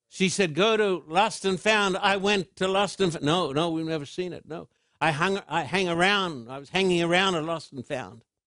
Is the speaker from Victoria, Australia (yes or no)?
no; Sydney, New South Wales, Australia; moved away as an adult; now in United States; Sydney is my hometown